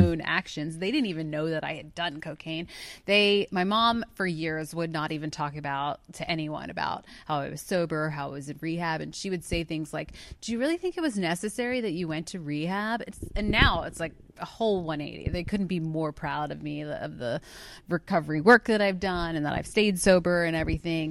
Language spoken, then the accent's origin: English; outside of Philadelphia, Pennsylvania, United States; I'm from outside of Philadelphia